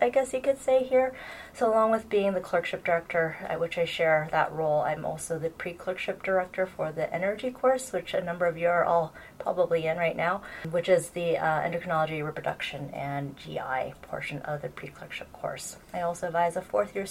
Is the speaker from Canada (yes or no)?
no; Stockton, California, United States; moved away as an adult; also born or lived in Boston / Evanston; now in Davis, United States; I actually was born and raised in Stockton, which is like just down south from here